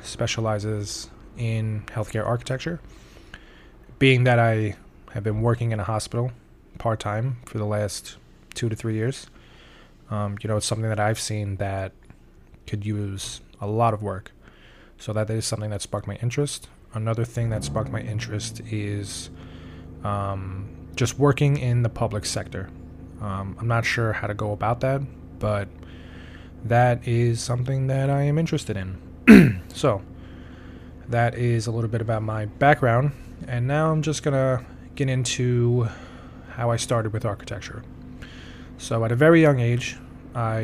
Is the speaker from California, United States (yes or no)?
no; New York City, New York, United States; also born or lived in Albany, New York; I am from Staten Island, New York, of course, the Forgotten Borough, and I was born and raised here. I still currently live here.